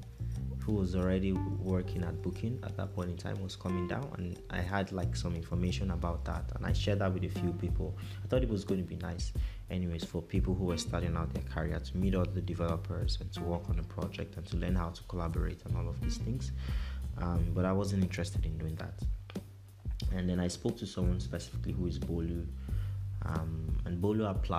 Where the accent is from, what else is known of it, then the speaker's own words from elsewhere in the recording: Nigeria; moved away as an adult; now in Europe; growing up in Nigeria